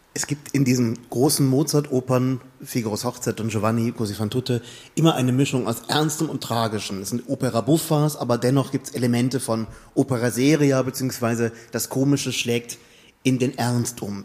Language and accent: German; Germany; wir als Deutsche